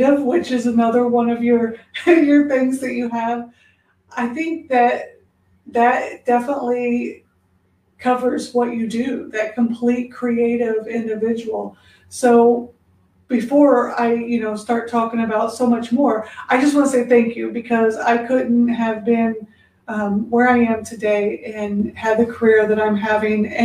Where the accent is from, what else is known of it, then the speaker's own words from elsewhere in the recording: Indianapolis, Indiana, United States; now in Texas, United States; where I'm originally from, Indianapolis, Indiana, they do say we're country, but I was like, but I'm from the city.